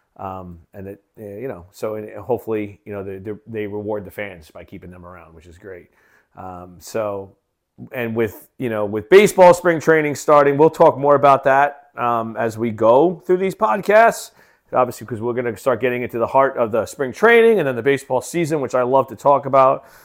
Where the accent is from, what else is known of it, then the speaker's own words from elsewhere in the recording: New York, United States; moved away as an adult; also born or lived in Boston / Florida; now in Kansas City, United States; I'm from New York originally